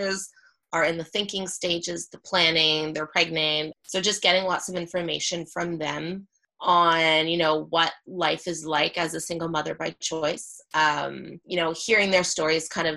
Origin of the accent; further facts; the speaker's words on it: Kitchener, Ontario, Canada; In my hometown in Kitchener. Okay. I'm from Kitchener, Ontario.